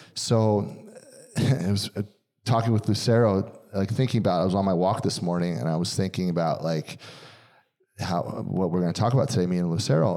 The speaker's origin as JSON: {"language": "English", "region": "Pennsylvania", "country": "United States", "moved": "yes", "said": "I'm from Pennsylvania"}